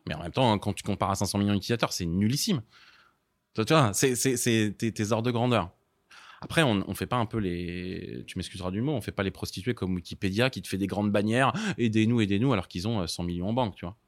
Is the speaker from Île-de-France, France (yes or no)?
yes; Paris, Île-de-France, France; j'ai grandi à Paris dans le 13e